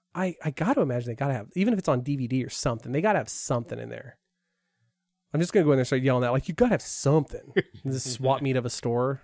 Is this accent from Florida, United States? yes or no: no; Porterville, California, United States; I grew up in an agricultural area in Porterville